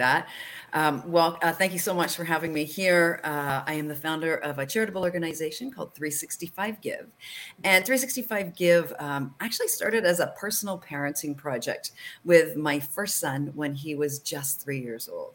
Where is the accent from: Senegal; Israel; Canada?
Canada; I'm from Canada.